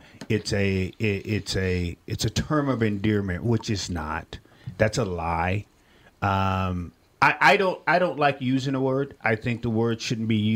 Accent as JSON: {"language": "English", "town": "Millington", "region": "Tennessee", "country": "United States", "tie": "born or raised there", "said": "I'm from Millington, Tennessee, or Shelby County, Tennessee"}